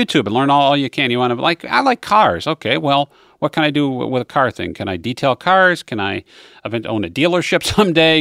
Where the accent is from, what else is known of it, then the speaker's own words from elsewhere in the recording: Western New York, United States; moved away; I grew up in Western New York